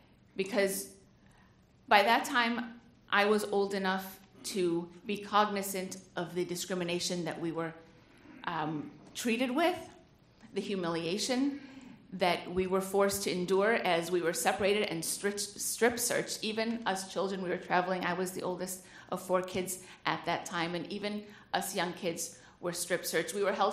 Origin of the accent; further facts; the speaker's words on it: United States; because I was born in the United States